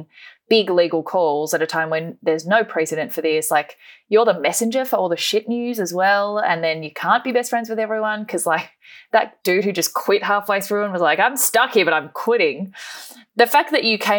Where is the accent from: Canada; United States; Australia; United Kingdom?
Australia; as an Australian